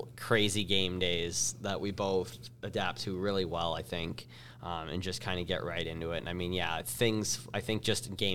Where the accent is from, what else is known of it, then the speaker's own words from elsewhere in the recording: Windsor, Ontario, Canada; locally here in my hometown in Windsor